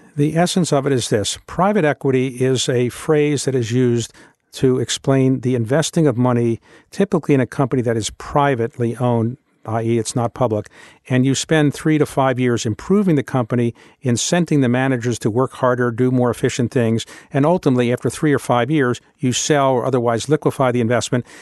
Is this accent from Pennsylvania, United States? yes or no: no; Baltimore, Maryland, United States; moved away as an adult; when I was growing up in Baltimore, Baltimore was the eighth largest city in the United States